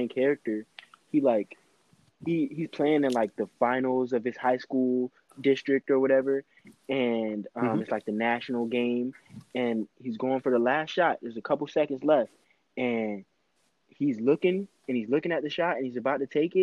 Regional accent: United States; I'm fucking American

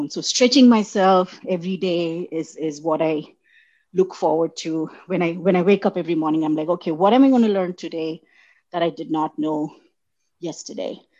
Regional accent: India; accent: Indian; English is a second language; now in United States; So when, when I moved from India, uh, I, I had a very neutral Indian accent.

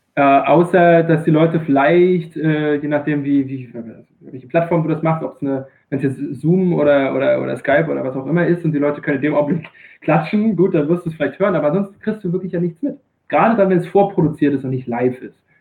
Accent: Rostock, Mecklenburg-Vorpommern, Germany; moved away as an adult; also born or lived in Greifswald / Freiburg im Breisgau; now in Freiburg, Germany; Ich bin ein gebürtiges Nordlicht, ähm, komme tatsächlich aus Greifswald. Das ist ähm, relativ nah bei Usedom, relativ nah bei Rügen, für die, die die Ecke da oben nicht ganz so gut kennen. Ähm, bin in Rostock groß geworden

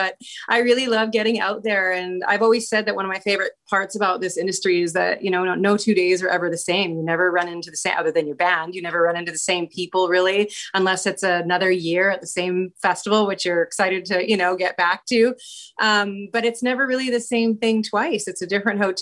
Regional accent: Abbotsford, British Columbia, Canada; also born or lived in Vancouver / Toronto; now in Langley, Canada; I was born and raised in Abbotsford, British Columbia, and now I live in Langley

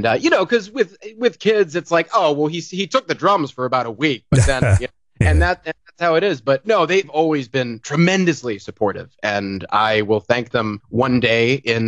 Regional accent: Sudbury, Massachusetts, United States; also born or lived in Merrick, Long Island, New York / Seattle; now in Los Angeles, United States; Long Island, actually, of all places. And then I spent like a year there, and I didn't know what was going on because I was one. And then we moved to Sudbury, Massachusetts, where I grew up, and that's Sudbury, Massachusetts, born and raised.

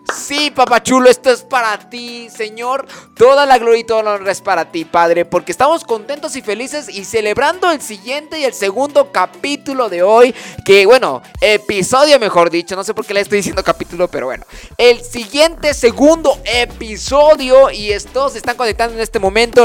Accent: Chiapas, Mexico; aquí en Chiapas, y que soy chiapaneco de corazón, de verdad, me corre chipilín en las venas

